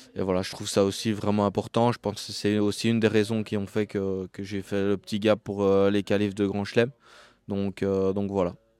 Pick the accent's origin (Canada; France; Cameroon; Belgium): Belgium; Liège, Wallonia; je suis liégeois, donc je viens de Belgique et je suis liégeois.